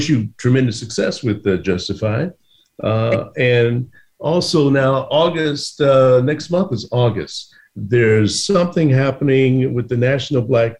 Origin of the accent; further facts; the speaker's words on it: Chicago, Illinois, United States; that's why you're in my hometown, Chicago.